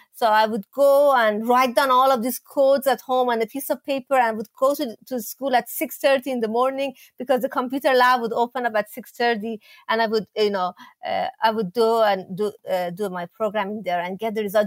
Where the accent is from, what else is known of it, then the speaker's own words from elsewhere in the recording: Iran; moved away; when I was growing up in Iran